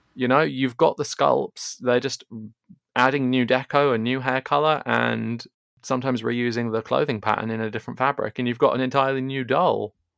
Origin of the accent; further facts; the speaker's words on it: England, United Kingdom; I'm sure the listeners can guess from my accent, but I am English